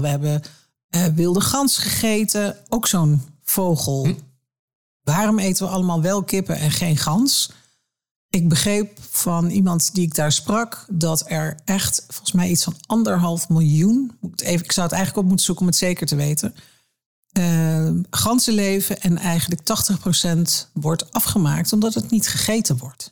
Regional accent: Twente, Overijssel, Netherlands; ik ben in Twente opgegroeid

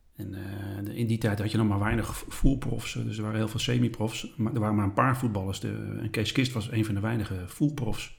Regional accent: Schagen, North Holland, Netherlands; also born or lived in Haarlem; Ik ben opgegroeid in Schagen

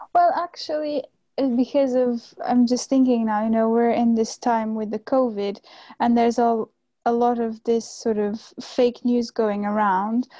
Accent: Cascais, Lisbon, Portugal; moved away as an adult; now in Utrecht, Netherlands; I come from a place called Cascais, which is on the coast very close to Lisbon.

